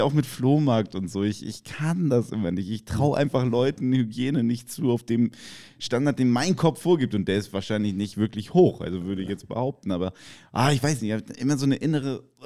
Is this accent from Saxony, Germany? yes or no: no; Kiel, Schleswig-Holstein, Germany; ich komme aus Kiel